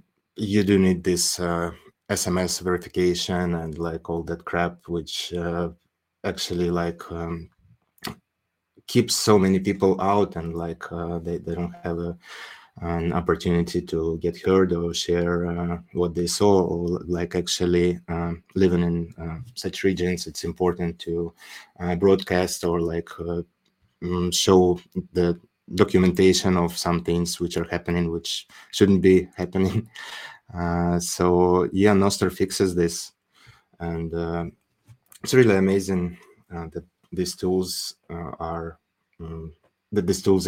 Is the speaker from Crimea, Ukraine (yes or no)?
yes; Crimea, Ukraine; now in United Arab Emirates; because I was born and raised in Crimea, which is a huge political dispute at the moment, that region. And I don't live there for quite a while, but my parents do.